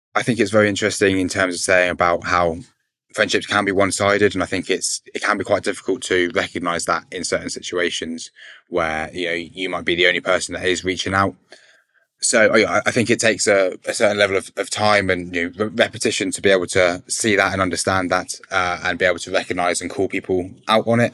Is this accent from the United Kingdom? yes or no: yes; Berkshire, South East England, United Kingdom; I'm 21 and I'm from Berkshire